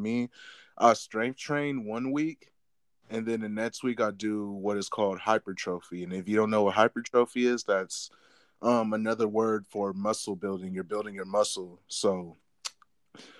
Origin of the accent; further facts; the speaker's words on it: Inland Empire, California, United States; also born or lived in Placentia, California; I was born in Placentia, California. Years later. Moved to the Inland Empire